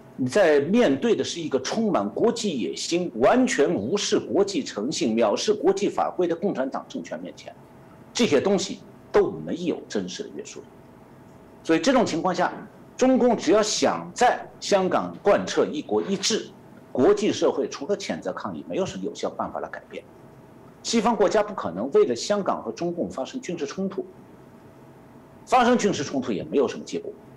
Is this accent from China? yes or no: yes; Shanghai, China; now in United States; 我是上海人